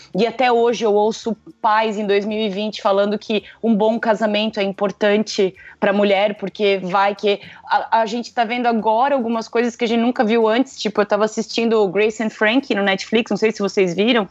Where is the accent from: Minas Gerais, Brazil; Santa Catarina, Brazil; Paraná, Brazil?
Santa Catarina, Brazil; Blumenau; de Blumenau